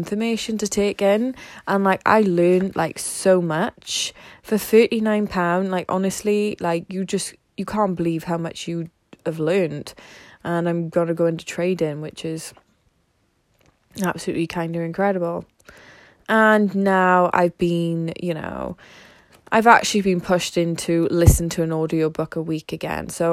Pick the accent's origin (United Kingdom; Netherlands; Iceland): United Kingdom; the Valleys, South Wales; I'm from South Wales, the valleys